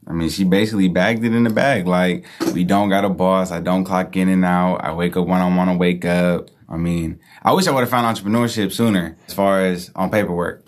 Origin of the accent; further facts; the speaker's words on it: Hayward, California, United States; I'm from Hayward